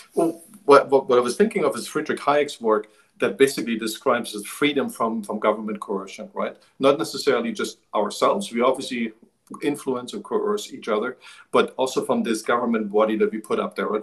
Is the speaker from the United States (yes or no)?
no; eastern Germany, Germany; moved away; I grew up in Eastern Germany, on the other side of the wall